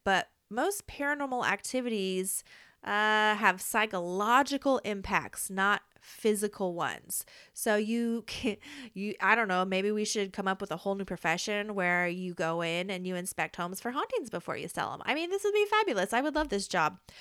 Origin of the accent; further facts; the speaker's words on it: Midwest, United States; I'm from the Midwest